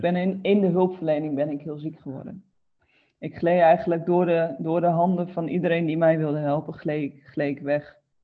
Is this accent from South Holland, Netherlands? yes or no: no; Groningen, Netherlands; moved away as an adult; now in Roden, Netherlands; Ik ben altijd opgegroeid in Groningen, dus altijd in het noorden gebleven.